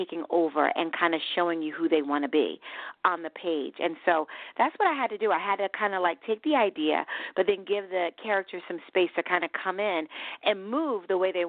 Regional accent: Philadelphia, Pennsylvania, United States; also born or lived in New Jersey / New York; I think my spirit is Southern, even though, like I said, I grew up in Philadelphia and Jersey and New York.

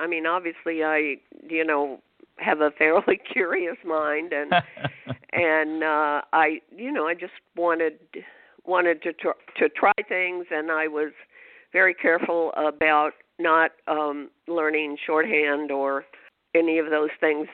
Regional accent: California, United States; moved away as an adult; also born or lived in Oklahoma City, Oklahoma / Detroit, Michigan; now in New York, United States; I was born in Oklahoma City. We moved to California when I was 10, and I graduated from high school and college in California

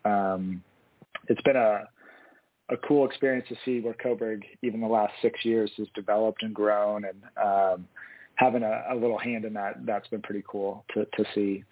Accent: Eugene, Oregon, United States; i was born and raised here in eugene um, west eugene actually grew up in the, the bethel area

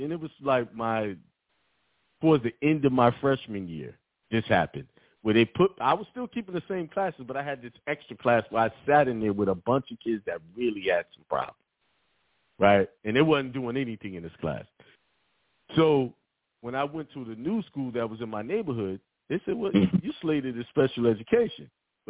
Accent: Brooklyn, New York, United States; I was raised in Bed-Stuy, so I wasn't having it.

